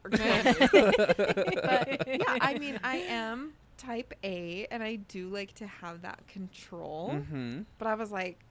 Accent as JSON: {"language": "English", "town": "Salt Lake City", "region": "Utah", "country": "United States", "said": "we're from Utah, the Salt Lake City."}